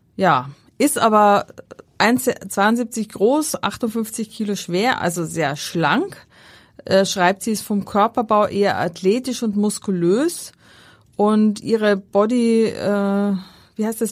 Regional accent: Schärding, Upper Austria, Austria; moved away; Das ist meine Heimat dort

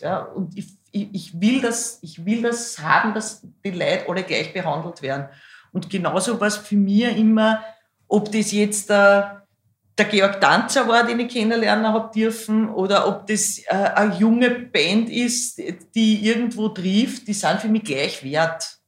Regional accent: Schwechat, Lower Austria, Austria; also born or lived in Hainburg an der Donau / Bad Deutsch-Altenburg / Baden bei Wien; dann sind wir, mein Bruder, meine Mama, mein Papa und ich nach Schwächert gezogen und dann nach Rannersdorf und das war dann quasi mein schulische Sozialisation.

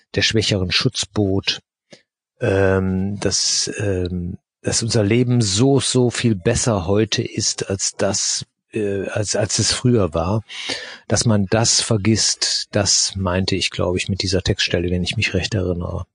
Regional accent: Germany; aus Deutschland

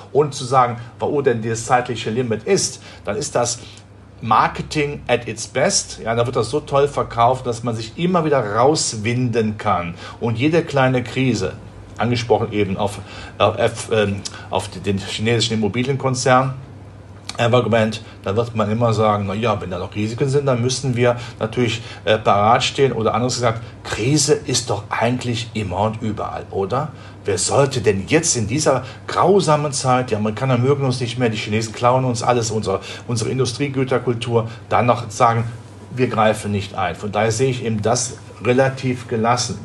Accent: Rhineland, Germany; Ich komme ja aus dem Rheinland, da spricht man ja von der Wupper

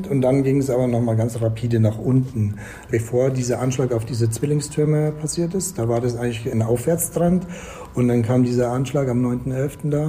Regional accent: Bad Tölz, Bavaria, Germany; meine Mama ist deutsch. Ich bin in Bad Tölz aufgewachsen, bei der Kaserne.

